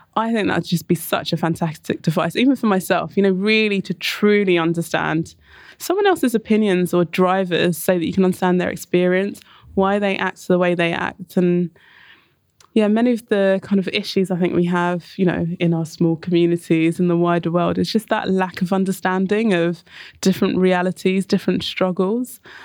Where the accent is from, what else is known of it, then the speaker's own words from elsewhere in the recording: Enfield, London, United Kingdom; I grew up in Enfield, um, so very much on the outskirts of London, um, in North London